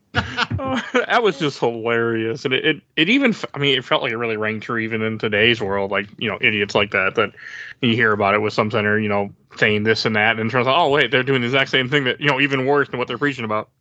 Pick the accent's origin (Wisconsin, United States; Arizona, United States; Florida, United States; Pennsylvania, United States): Wisconsin, United States; Milwaukee; I'm from Milwaukee, and I mean, I remember growing up in in middle school and even high school